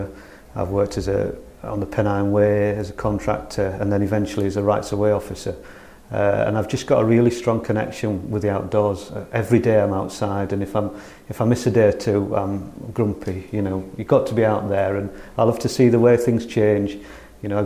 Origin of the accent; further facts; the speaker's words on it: North Riding of Yorkshire, Yorkshire and the Humber, United Kingdom; moved away as an adult; now in Holmfirth, United Kingdom; I'm from the North Riding of Yorkshire, North Yorkshire Moors. When I came down to West Yorkshire 20 years ago